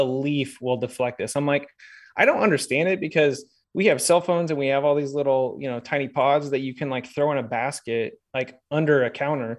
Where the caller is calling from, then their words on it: Springfield, Missouri, United States; Yeah, Springfield, Missouri. I'm recording this in one of our short-term rentals, our Airbnbs.